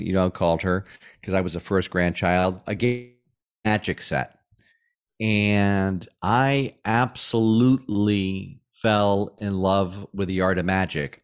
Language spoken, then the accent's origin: English; Springfield, Massachusetts, United States; moved away as an adult; also born or lived in Atlanta; my hometown of Springfield, Massachusetts